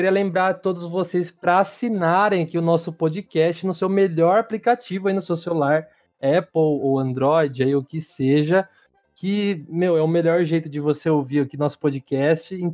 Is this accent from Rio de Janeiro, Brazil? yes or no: no; Americana, São Paulo, Brazil; eu sou, eu sou de Americana, tá, tá, Diego? Aqui é perto de Campinas.